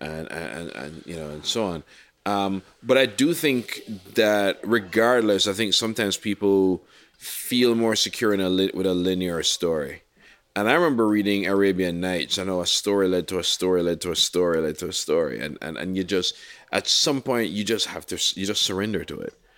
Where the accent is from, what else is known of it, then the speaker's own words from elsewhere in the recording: Jamaica; growing up in Jamaica